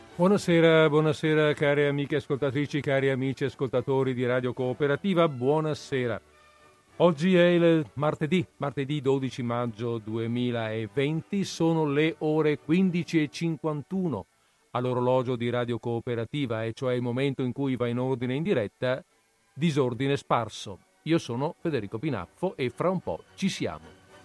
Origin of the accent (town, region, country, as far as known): Italy